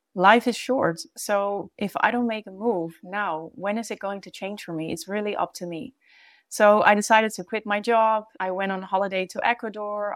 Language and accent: English; Netherlands; moved away as an adult; also born or lived in Brazil; now in The Hague, Netherlands; when I moved back home from Brazil. The place of feeling at home in The Hague